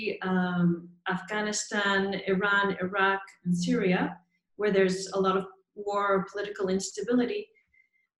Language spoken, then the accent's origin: English; Montreal, Quebec, Canada; I'm a doula from Montreal, Canada.